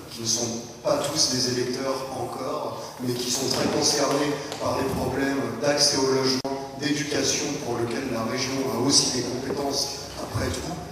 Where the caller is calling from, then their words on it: Île-de-France, France; Bonsoir euh, {S3} …, je suis de la Cambrie dans le 94.